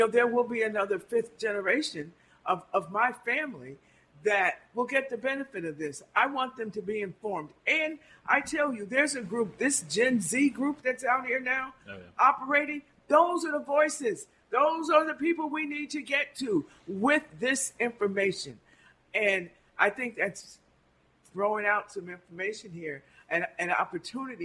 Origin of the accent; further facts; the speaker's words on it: Albany, New York, United States; I grew up on Phillips Street